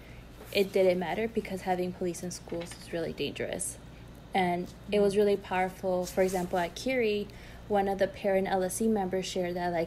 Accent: Chicago, Illinois, United States; I grew up in Brighton Park

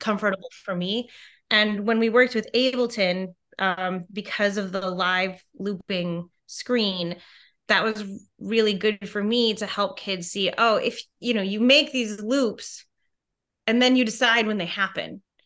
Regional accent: Merrill, Wisconsin, United States; moved away as an adult; also born or lived in New York City; where I'm from, Merrill, Wisconsin, which is really tiny

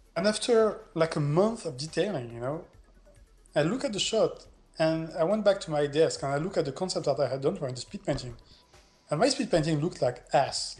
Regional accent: Montpellier, Occitania, France; moved away as an adult; also born or lived in Netherlands; my hometown, you know, uh, Montpellier, South France

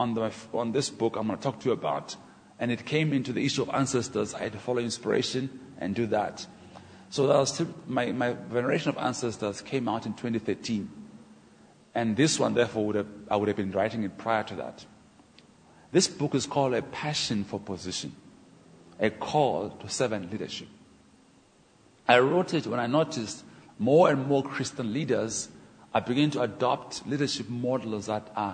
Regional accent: Port Elizabeth, Eastern Cape, South Africa; I'm African from Port Elizabeth

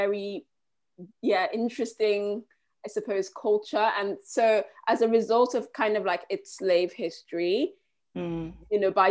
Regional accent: Liverpool, North West England, United Kingdom; moved away; also born or lived in Nigeria / London / Winchester; my experience growing up in Liverpool

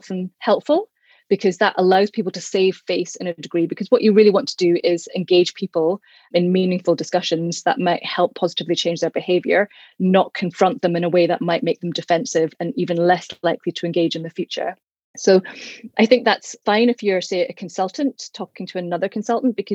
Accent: Bishopbriggs, Scotland, United Kingdom; where I grew up in Bishopbriggs

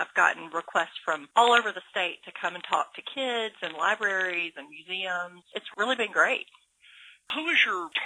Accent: Georgia, United States; moved away as an adult; now in Alabama, United States; I'm not from Alabama. I grew up in Georgia

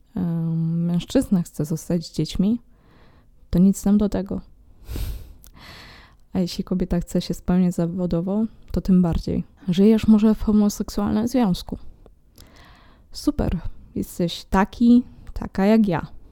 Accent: Poland; moved away as an adult; also born or lived in Netherlands; w moim rodowitym kraju

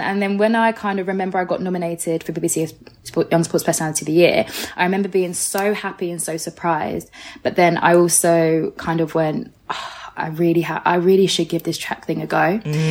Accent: Orpington, London, United Kingdom; I grew up in Orpington, part of Bromley. So basically, yeah, Bromley, southeast, all that area

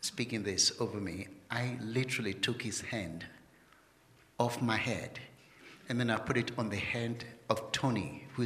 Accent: London, United Kingdom; moved away as an adult; I was born in London

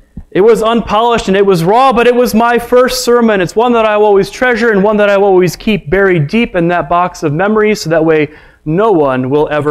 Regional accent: Chicago, Illinois, United States; I was raised in the Chicagoland area of Illinois

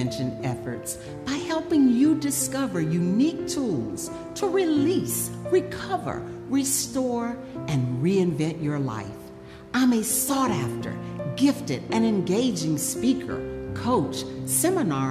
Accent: Florida, United States; moved away as an adult; I'm originally from Florida. I came here to go to medical school

